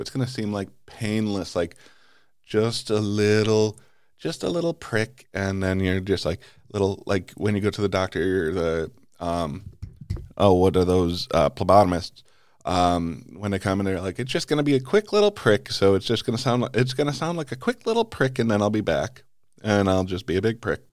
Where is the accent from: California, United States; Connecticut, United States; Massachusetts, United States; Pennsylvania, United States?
Connecticut, United States; my home state of Connecticut